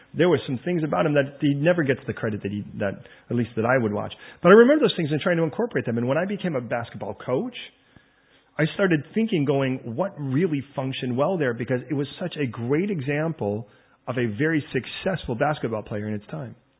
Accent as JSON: {"language": "English", "country": "United States", "moved": "as an adult", "lives_now": "United Kingdom", "said": "I'm American"}